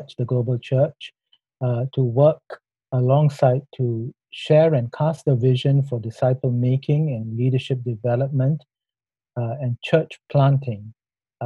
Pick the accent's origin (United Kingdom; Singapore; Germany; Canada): Singapore; moved away as an adult; now in Thailand; I'm a Singaporean